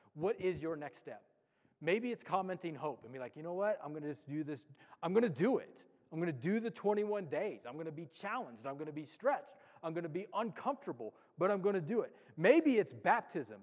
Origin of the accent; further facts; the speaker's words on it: Los Alamos, New Mexico, United States; I'm from Los Alamos